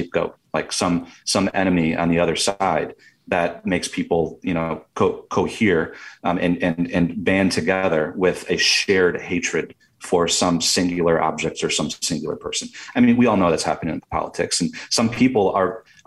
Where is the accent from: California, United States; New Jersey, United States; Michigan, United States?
Michigan, United States; I'm from Michigan too.